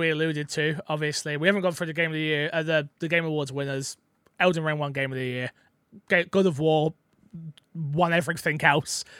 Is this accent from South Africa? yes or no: no; London, United Kingdom; I'm from London